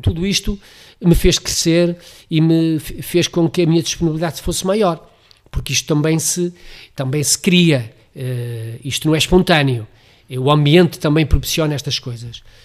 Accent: Amarante, Norte, Portugal; cresci e fiz-me homem, como costuma dizer, na freguesia da Lomba

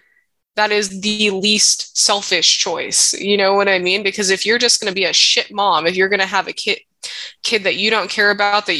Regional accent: Hawaii, United States; I was born and raised in Hawaii, and being mixed race here

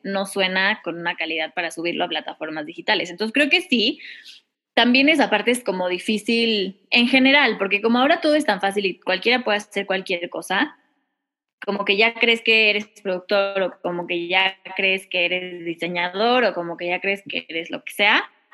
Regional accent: Mexico; yo soy cantautora mexicana

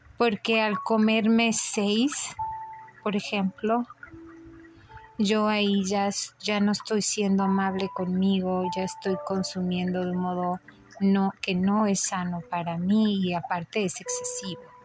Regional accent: Mexico; soy mexicano

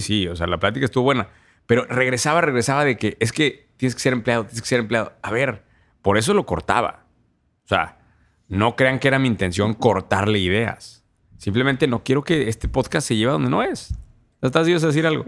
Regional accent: Querétaro, Mexico; es de mi tierra, güey. Una fintech de Querétaro

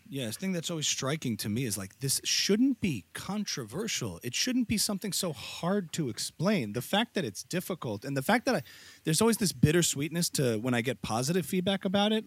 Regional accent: United States; as an American

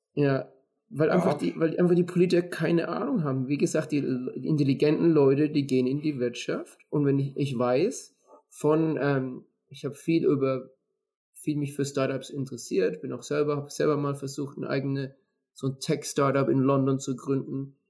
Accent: Würzburg, Bavaria, Germany; moved away; ich komme ja aus Würzburg

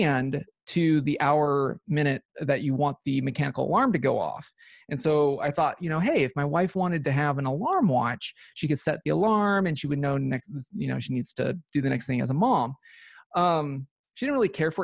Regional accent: Pacific Northwest, United States; I was born and raised in the Pacific Northwest

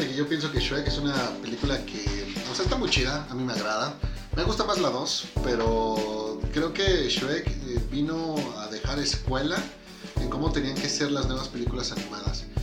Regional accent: Mexico; siendo mexicano

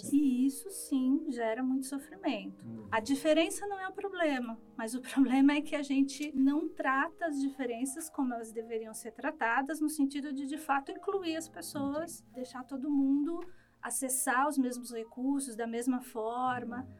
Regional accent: São Bernardo do Campo, São Paulo, Brazil; eu sou de São Bernardo, cursei escola pública até o ensino médio

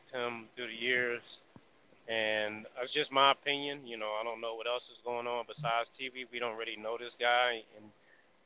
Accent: Texas, United States; I'm going to do my hometown

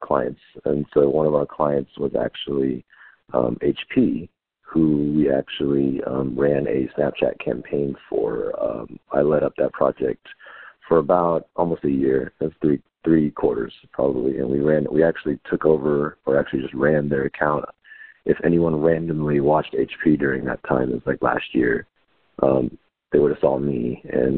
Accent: Texas, United States; also born or lived in Houston / Austin; I was born and raised in Texas. I spent my whole life here.

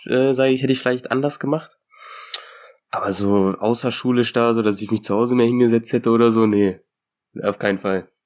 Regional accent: Germany; bei uns in Deutschland hier

